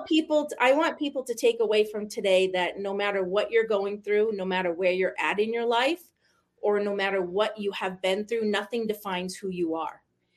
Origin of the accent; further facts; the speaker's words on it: Maine, United States; accent: New England; moved away as an adult; now in South Jordan, United States; I am in South Jordan, Utah right now. I grew up in Maine, moved here about, 20 years ago now.